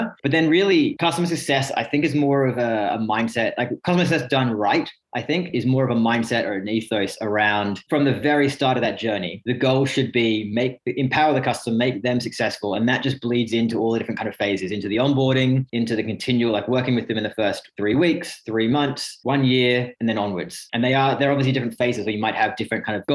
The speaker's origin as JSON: {"language": "English", "town": "Sydney", "region": "New South Wales", "country": "Australia", "tie": "born or raised there", "also_born_or_lived": "Reading, England", "moved": "as an adult", "lives_now": "United Kingdom", "said": "I'm actually English born near Reading, but grew up most of my life over in Sydney"}